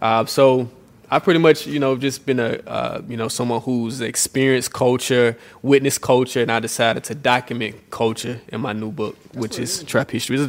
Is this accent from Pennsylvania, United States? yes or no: no; Atlanta, Georgia, United States; born and raised in Atlanta, an Atlanta native.